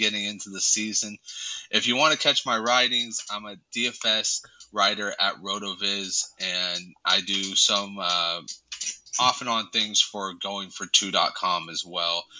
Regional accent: California, United States; I'm also from California, so stoked is like born into

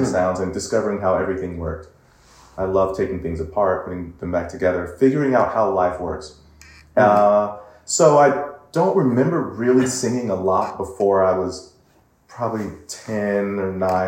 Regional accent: Pasadena, California, United States; I'm from Pasadena, mm-hmm. which is in LA, part of California, and so I grew up here. My family um, is a very musical family.

